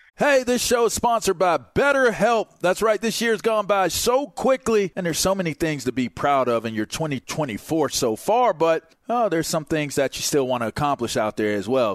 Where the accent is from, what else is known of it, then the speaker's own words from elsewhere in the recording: East Coast, United States; I'm from the East Coast